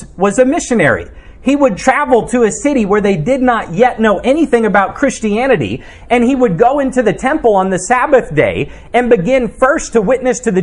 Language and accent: English; United States; we as Americans